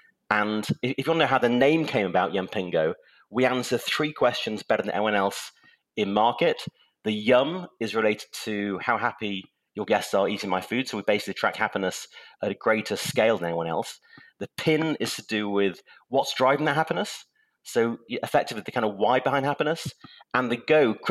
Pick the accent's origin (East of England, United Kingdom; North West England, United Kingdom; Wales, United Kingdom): North West England, United Kingdom; Manchester; moved away; also born or lived in Cheshire; I'm English. I was born in Manchester, England